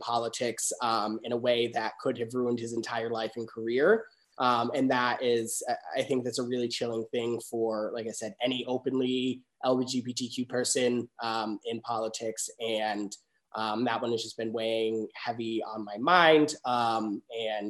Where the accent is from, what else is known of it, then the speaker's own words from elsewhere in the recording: Western Massachusetts, United States; Born and raised in Western Mass, as an openly gay man that operates in politics